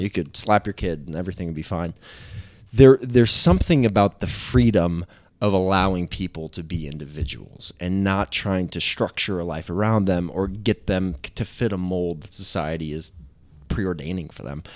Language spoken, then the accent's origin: English; Kentucky, United States; also born or lived in Wisconsin; we moved down from Wisconsin into Kentucky